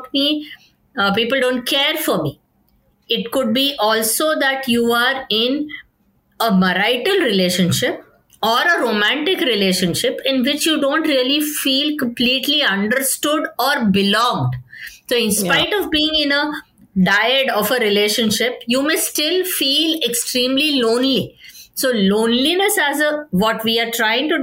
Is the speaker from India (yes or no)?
yes; India; as an Indian culture